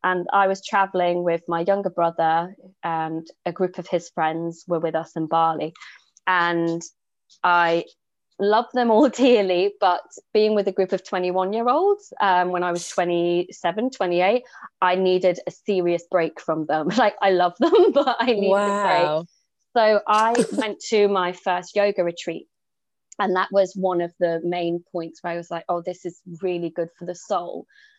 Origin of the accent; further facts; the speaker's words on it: Newcastle, North East England, United Kingdom; accent: Geordie; now in Jersey; So I'm not actually from Jersey, I'm from Newcastle, but lacking the Geordie accent now. But I've been here for 15 years.